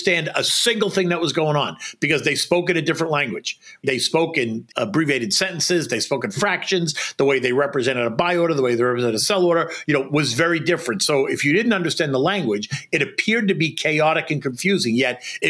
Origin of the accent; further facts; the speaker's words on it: Boston, Massachusetts, United States; moved away as an adult; also born or lived in Washington, D.C.; now in New York, United States; I grew up in Boston and spent summers on Cape Cod